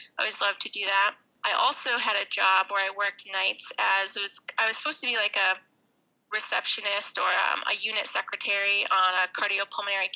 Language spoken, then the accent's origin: English; Maine, United States; I'm from Maine